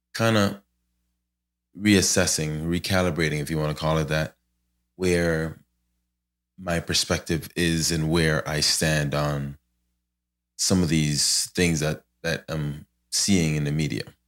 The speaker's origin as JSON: {"language": "English", "country": "Ghana", "moved": "yes", "said": "I'm from Ghana"}